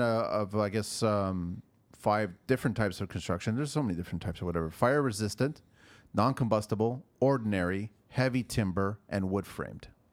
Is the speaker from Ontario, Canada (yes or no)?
yes; Toronto, Ontario, Canada; I'm from Toronto